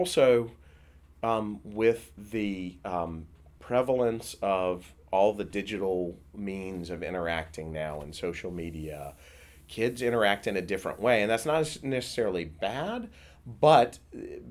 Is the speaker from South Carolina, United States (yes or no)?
yes; South Carolina, United States; when I was a kid, I grew up in South Carolina.